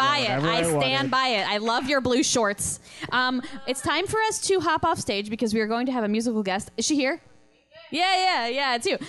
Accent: Southern Connecticut, United States; Southern Connecticut in a very farmy, white Irish Catholic town where my family was the Jewish ones.

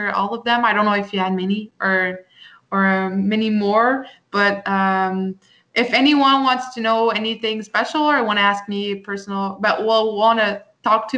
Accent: Quebec, Canada; to show people I'm Canadian.

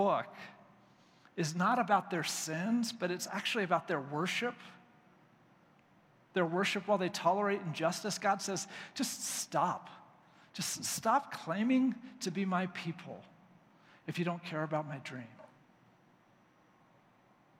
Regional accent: United States; as American believers

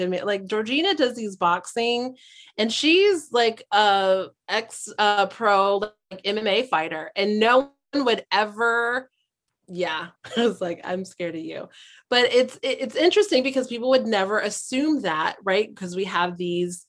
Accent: Hawaii, United States; I'm from Hawaii

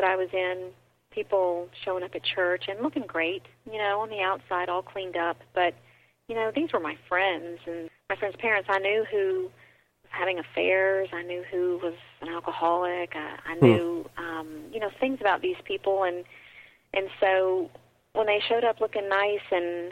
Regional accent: the South, United States; I grew up in the Bible Belt. I grew up in the South

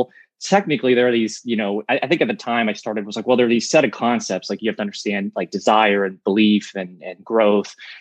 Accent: Pittsburgh, Pennsylvania, United States; I'm from Pittsburgh

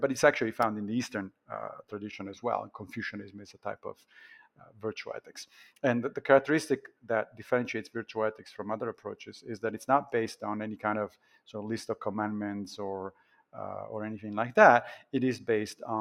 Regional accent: Italy; I grew up Catholic in Italy

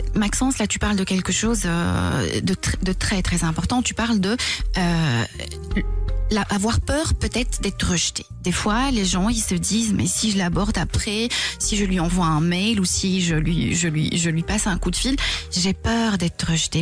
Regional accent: Belgium; chez nous en Belgique

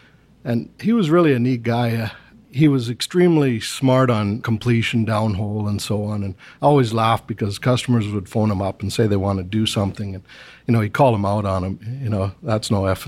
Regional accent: Edson, Alberta, Canada; moved away as an adult; also born or lived in Brooks, Alberta / Fox Creek, Alberta / Venezuela / Singapore; Started down in Sasford, and I was born in Brooks. Okay. And shortly after that, he was transferred to Edson, worked at the Edson gas plant. Spent a couple of years in Fox Creek

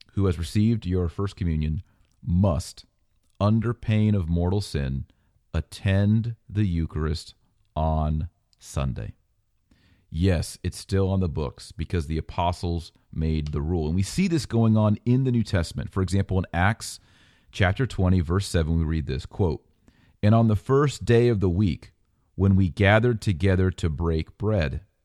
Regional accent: United States; I'm an American

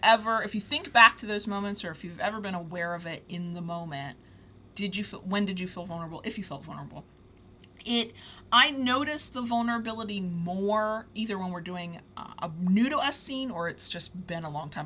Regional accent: United States; accent: southern; Mississippi, North Florida drawl; my southern accent comes out more

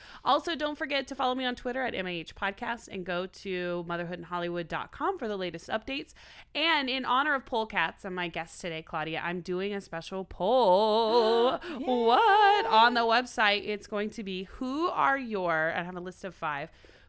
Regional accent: Oklahoma, United States; I'm crazy. I'm from Oklahoma. It's required.

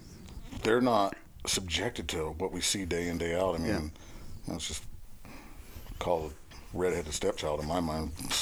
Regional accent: California, United States; because, hey, we're from California.

